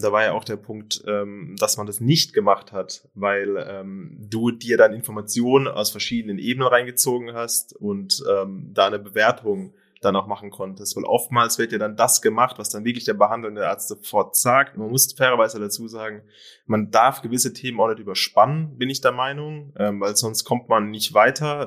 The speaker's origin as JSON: {"language": "German", "country": "Germany", "said": "bei uns in Deutschland"}